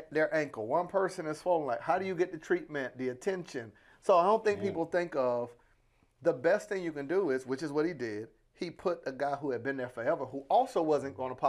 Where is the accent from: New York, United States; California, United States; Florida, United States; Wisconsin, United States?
Florida, United States; Panama City; I'm from Panama City, Florida, so I get every flight is now a connection flight.